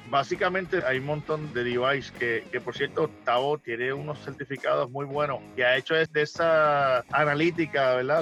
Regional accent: Puerto Rico; moved away; esas cinco letras de mi pueblo de calle, yo las llevo de corazón

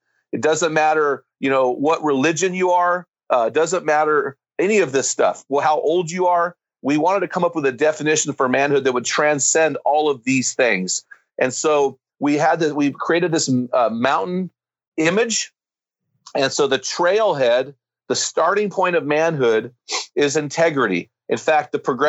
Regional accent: United States; I'm an American

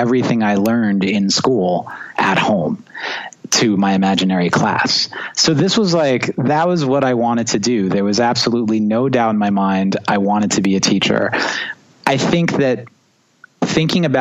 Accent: New York, United States; also born or lived in Long Island; growing up in New York and being a drummer is challenging because everyone lives on top of each other

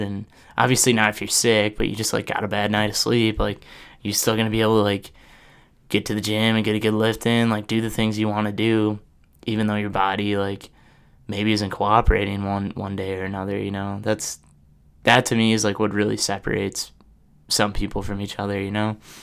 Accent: Oshkosh, Wisconsin, United States; now in Madison, United States; back in Oshkosh

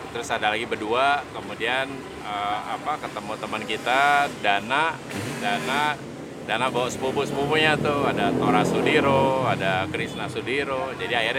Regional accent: Jakarta, Indonesia; Kemudian dulu gue kan uh, gede di Melawai Raya, okay. depan Blok M.

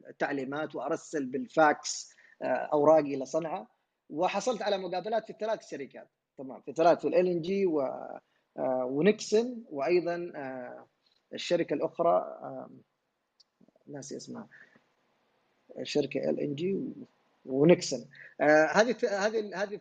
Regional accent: Yemen; moved away as an adult; طبعا خرجت من اليمن آه، خلال دراستي في كندا

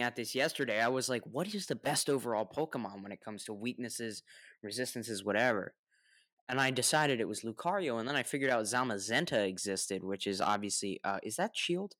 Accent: United States; I'm the American that pronounces the word

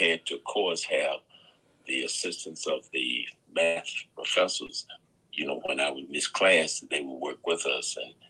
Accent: Danville, Virginia, United States; Well, yes, I attended Dunham Langston High School in Danville, and I was fortunate enough to play baseball, and we did very well.

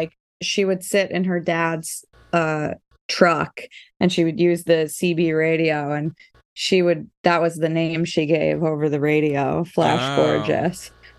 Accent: New York City, New York, United States; also born or lived in West Philadelphia; I grew up in New York.

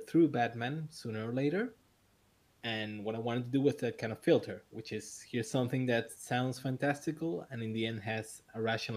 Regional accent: Buenos Aires, Argentina; I'm from Buenos Aires, Argentina

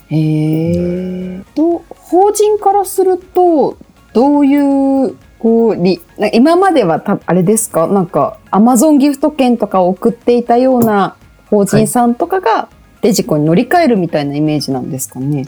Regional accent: Kanagawa, Japan; あのあ出、出身なんでね

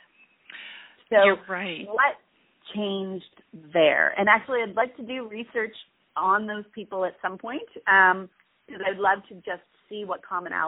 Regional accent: Canada; especially as being a Canadian

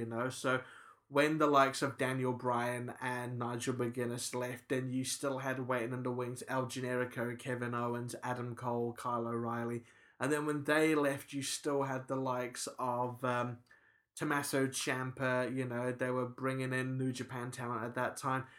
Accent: New Zealand; I'm a New Zealander

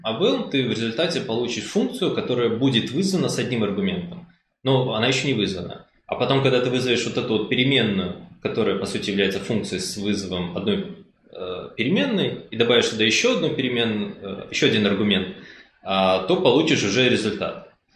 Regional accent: Minsk, Belarus; я из Минска

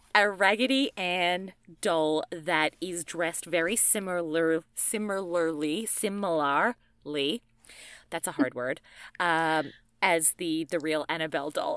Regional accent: Australia; I'm from Australia

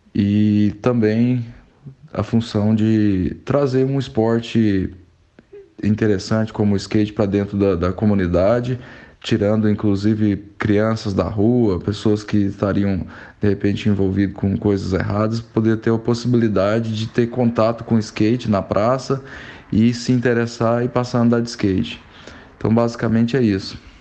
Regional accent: Goiânia, Goiás, Brazil; sou natural de Goiânia

